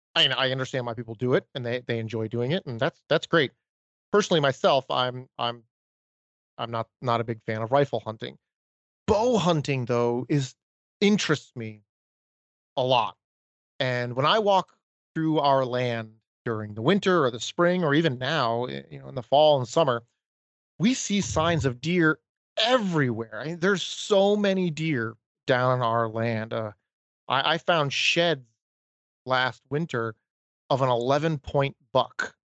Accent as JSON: {"language": "English", "region": "Maine", "country": "United States", "tie": "born or raised there", "said": "growing up in Maine"}